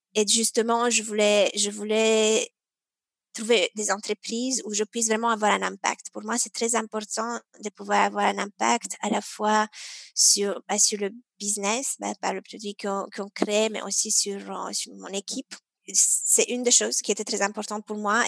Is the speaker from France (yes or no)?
no; Romania; moved away; alors moi je suis originaire de la Roumanie.